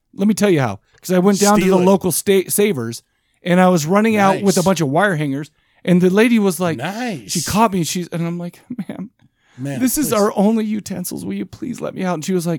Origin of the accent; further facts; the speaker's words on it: Farmington, Utah, United States; used to go to Lagoon and eat out of the trash cans there. They'd drop food and I'd be eating it off. I grew up in Farmington.